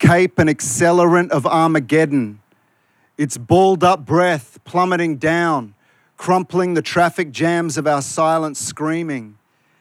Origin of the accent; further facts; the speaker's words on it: Malaysia; also born or lived in Queanbeyan; now in Australia; I'm the Malaysian Maggie beer out here